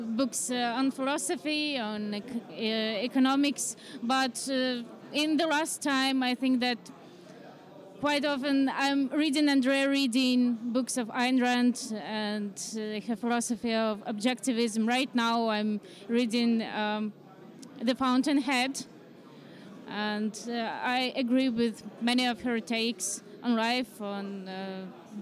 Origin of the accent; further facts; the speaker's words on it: Ukraine; moved away as an adult; now in Poland; I'm originally from Ukraine and I moved here due to war circumstances